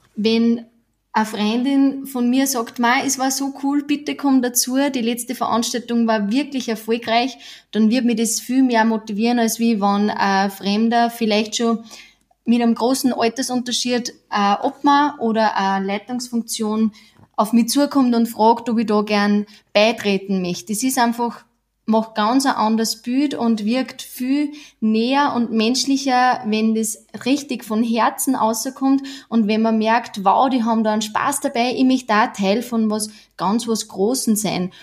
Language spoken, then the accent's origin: German; Upper Austria, Austria; Wir kommen aus Oberösterreich und sind quasi in Vereinen aufgewachsen.